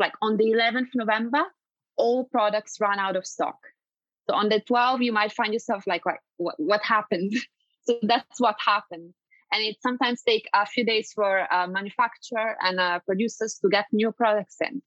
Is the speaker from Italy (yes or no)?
yes; Italy; moved away; I'm originally from Italy. And I remember when I was a child that I used to kind of go and trick and treat.